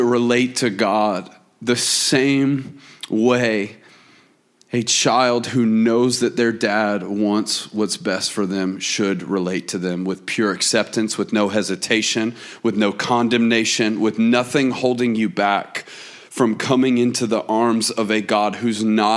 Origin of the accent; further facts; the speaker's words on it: Atlanta, Georgia, United States; moved away as an adult; now in Auburn, United States; I live in Auburn, Alabama, which is interesting for me to say because I grew up in Atlanta